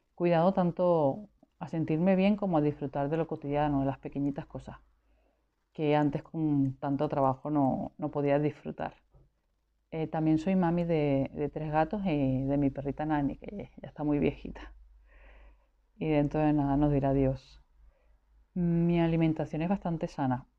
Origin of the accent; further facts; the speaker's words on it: Caracas, Capital District, Venezuela; moved away as an adult; now in Spain; nací en el 70 en Venezuela, soy caraqueña